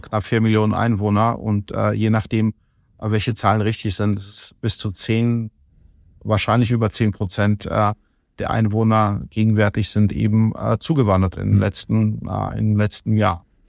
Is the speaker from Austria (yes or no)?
no; Kutaisi, Imereti, Georgia; now in Germany; ich komme aus Kutais, ich komme aus der zweitgrößten Stadt